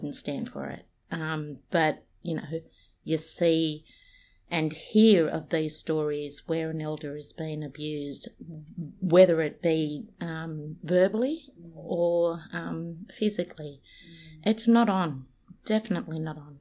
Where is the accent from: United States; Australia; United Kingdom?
Australia; Sydney, New South Wales; moved away as an adult; also born or lived in Peak Hill, New South Wales; now in Central Coast, Australia; I'm actually from Redfern, but I was born in a little town called Peak Hill. So I'm literally well and truly off country. I'm a Wiradjuri woman that lived in Redfern for the you know, the majority of my life.